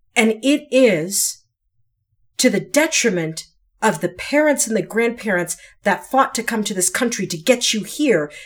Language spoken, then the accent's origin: English; United States; my parents and grandparents and great-grandparents went through to get me to be born here